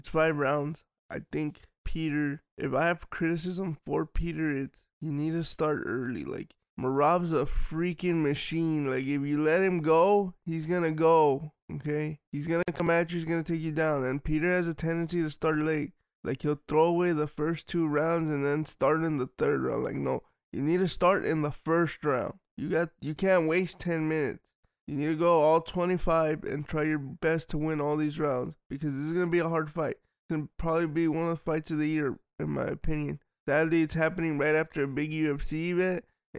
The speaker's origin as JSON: {"language": "English", "country": "Georgia", "said": "He's from Russia, I'm from Georgia, and we all know Russia. What they're doing in Ukraine now. What they did to Georgia."}